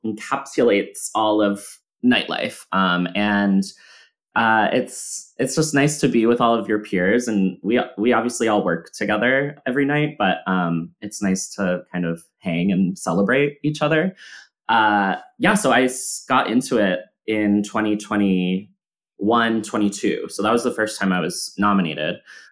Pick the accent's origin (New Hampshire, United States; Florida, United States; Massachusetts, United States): Massachusetts, United States; And we're talking about like, where did you grow up? Oh my God, Massachusetts, me too.